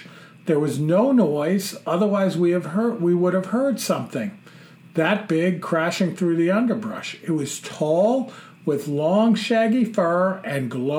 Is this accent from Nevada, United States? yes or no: no; New Jersey, United States; I'm originally from Essex County in New Jersey.